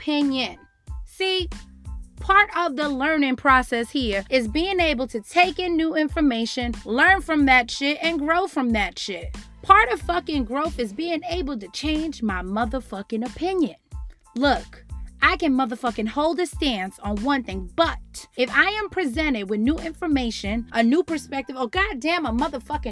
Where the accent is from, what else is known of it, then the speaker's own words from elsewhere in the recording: New York City, New York, United States; me growing up in the Bronx